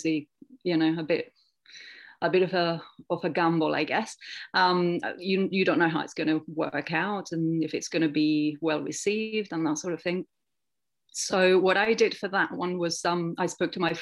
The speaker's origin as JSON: {"language": "English", "country": "Spain", "tie": "born or raised there", "moved": "yes", "lives_now": "England", "said": "I grew up in Spain"}